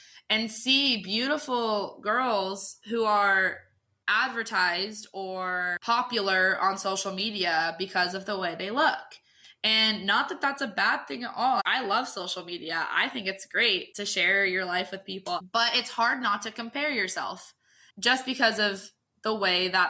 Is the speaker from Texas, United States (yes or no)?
no; Southern California, United States; also born or lived in Sacramento, California; So I was born in Southern California, moved to Sacramento when I was about 6, joined a Parks and Rec team when I was 9 and didn't like it, moved back to Southern California just because of my dad's work.